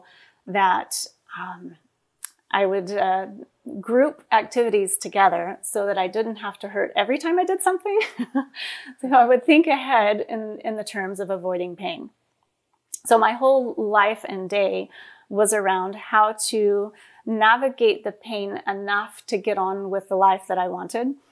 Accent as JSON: {"language": "English", "region": "West Texas", "country": "United States", "tie": "born or raised there", "said": "We grew up in West Texas, and we would drive 30 miles to the nearest grocery store."}